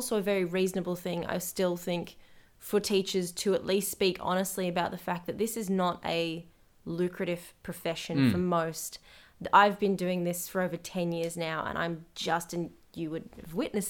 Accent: United Kingdom; I'm British, absolutely, and I will fight people on this.

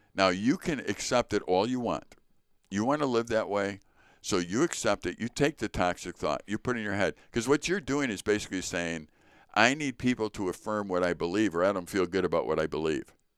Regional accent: Chicago, Illinois, United States; I was born in Chicago to Richard and Joyce …

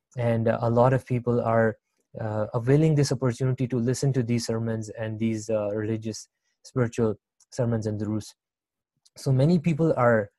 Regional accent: Libya; now in Canada; I was born and raised in Libya.

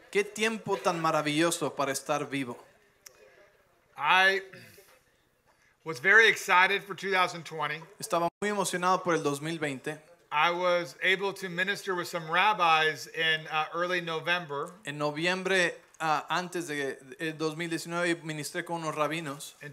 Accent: California, United States; yes, I am from California

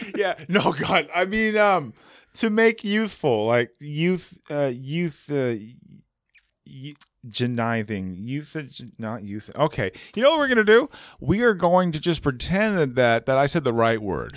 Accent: United States; I'm American

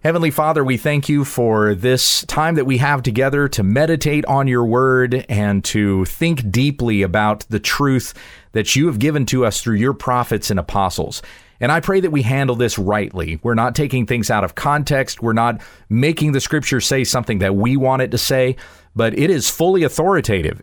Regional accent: South Carolina, United States; now in Texas, United States; I grew up in South Carolina. We now live in Texas.

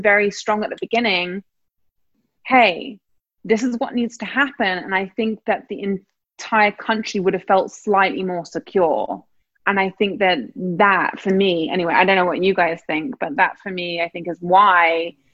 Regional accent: England, United Kingdom; now in New York, United States

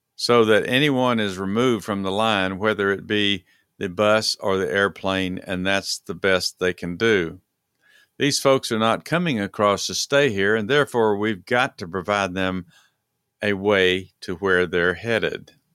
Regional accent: Texas, United States; moved away; I'm from Texas

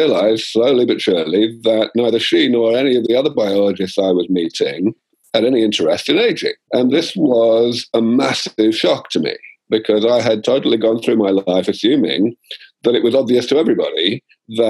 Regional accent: London, United Kingdom; moved away as an adult; also born or lived in Cambridge; now in California, United States; I grew up in London

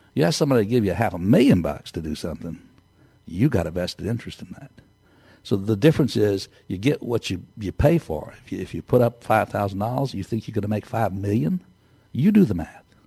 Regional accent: Texas, United States; I'm from Texas

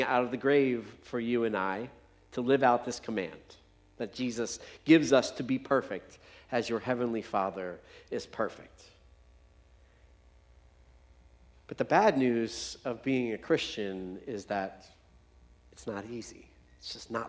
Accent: United States; as English-speaking Americans

